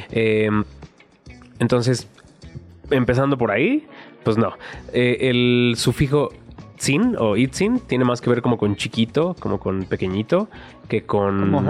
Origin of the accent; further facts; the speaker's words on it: Mexico City, Mexico; como chilango